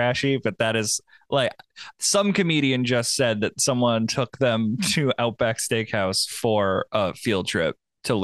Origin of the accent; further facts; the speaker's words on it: New England, United States; I grew up in New England, and the only restaurant in town was a Ruby Tuesdays